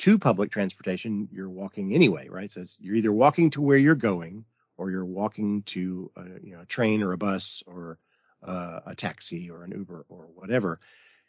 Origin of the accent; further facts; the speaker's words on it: United States; as an American